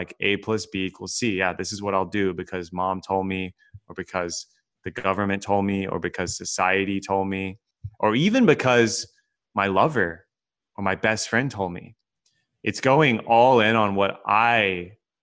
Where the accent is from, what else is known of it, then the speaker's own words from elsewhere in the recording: Texas, United States; moved away as an adult; also born or lived in California; I was born and raised in Texas, grew up very middle class